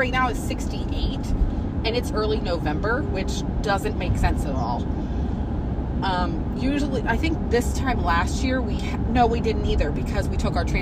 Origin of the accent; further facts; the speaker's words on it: West Virginia, United States; moved away as an adult; also born or lived in Ohio; now in Maine, United States; I am from West Virginia, so we moved here in 2020